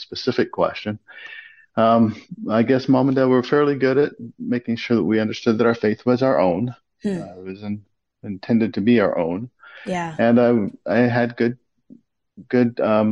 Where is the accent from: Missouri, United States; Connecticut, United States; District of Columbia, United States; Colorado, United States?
Missouri, United States; Kansas City; moved away as an adult; also born or lived in Texas; now in Winnipeg, Canada; grew up in Kansas City